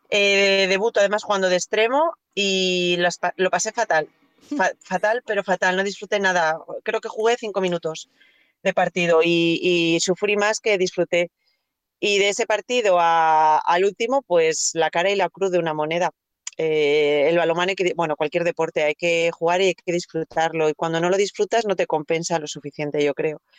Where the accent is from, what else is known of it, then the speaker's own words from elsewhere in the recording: Gijón, Asturias, Spain; moved away as an adult; mi último año en Gijón